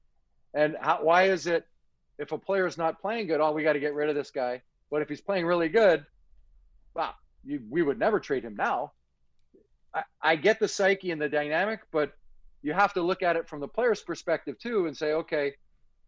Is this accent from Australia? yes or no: no; Canada; I'm from Canada